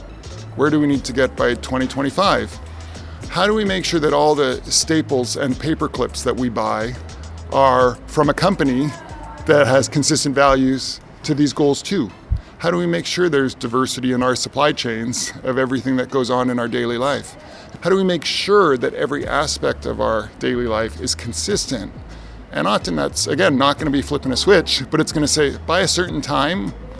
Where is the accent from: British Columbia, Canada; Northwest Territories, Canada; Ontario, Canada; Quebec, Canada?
British Columbia, Canada; Vancouver; my hometown of Vancouver, Canada